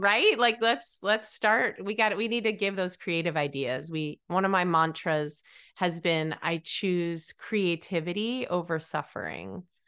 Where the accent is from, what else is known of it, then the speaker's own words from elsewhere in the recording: New England, United States; when I was young, I grew up in New England